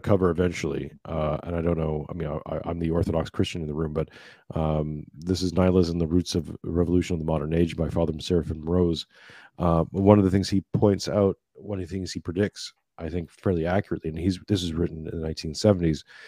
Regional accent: Canada; now in Australia; i grew up in Canada, living I'm living in now in Australia.

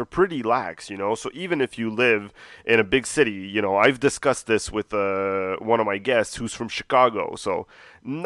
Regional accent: Montreal, Quebec, Canada; I've lived here my whole life, born and raised

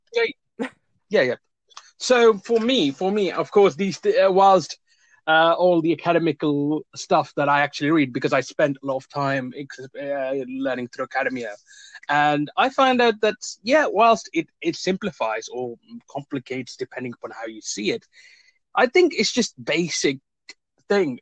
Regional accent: India; now in Cambridge, United Kingdom; I'm originally from India

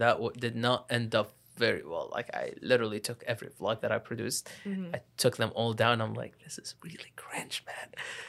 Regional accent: Lebanon; moved away; I went into university pretty late, again, like, because I came from Lebanon.

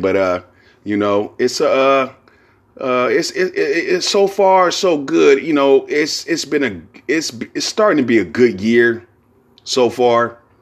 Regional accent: Bay Area, California, United States; I'm from the Bay Area.

